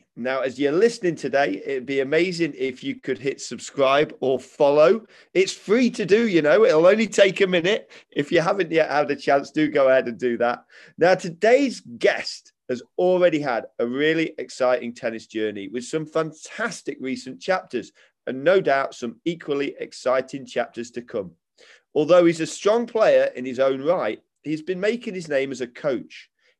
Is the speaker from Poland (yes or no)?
no; Cumbria, North West England, United Kingdom; accent: northern; also born or lived in Kent; so I was born in Kent, and I moved away when I was 6 months old to Cumbria.